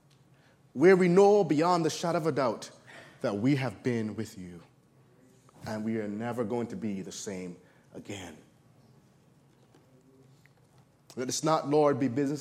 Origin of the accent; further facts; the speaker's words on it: Barbados; moved away; I was born in Barbados, the last of 10 kids, and really enjoyed living there